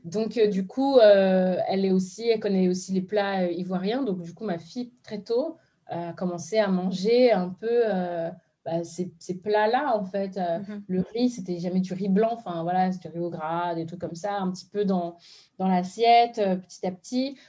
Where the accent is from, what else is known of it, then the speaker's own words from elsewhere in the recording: France; je suis née de parents béninois, je suis née en France, mais du coup, j'y allais très souvent